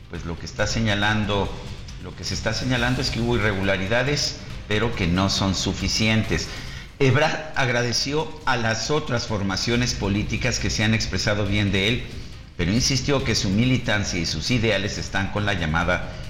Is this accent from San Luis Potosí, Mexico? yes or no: yes; San Luis Potosí, Mexico; yo soy de San Luis